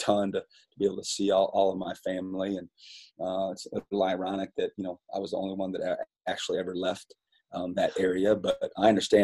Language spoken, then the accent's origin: English; Fairbank, Iowa, United States; moved away as an adult; I loved growing up in Fairbank, Iowa, and being a part of the Wapsie Valley community